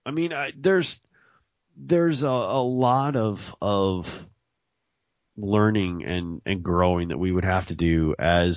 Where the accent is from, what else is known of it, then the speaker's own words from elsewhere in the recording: Mississippi, United States; I come from there. I've been there. I was born there.